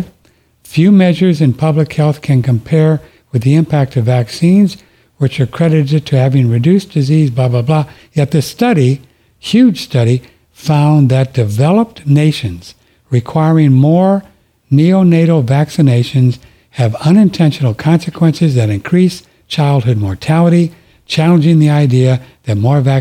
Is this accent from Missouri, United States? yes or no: yes; St. Louis, Missouri, United States; I'm from St. Louis. I was born in St. Louis, so Budweiser was the big beer out of St. Louis